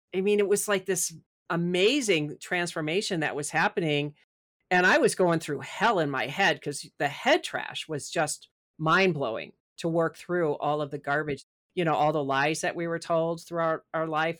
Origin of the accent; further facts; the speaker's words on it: Midwest, United States; also born or lived in Chicago; since I'm from the Midwest